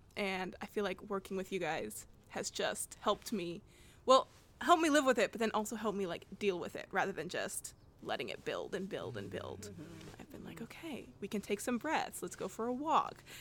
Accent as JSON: {"language": "English", "town": "Portland", "region": "Oregon", "country": "United States", "tie": "born or raised there", "also_born_or_lived": "Oakland, California", "said": "I spent a good chunk, probably first four years of my life here"}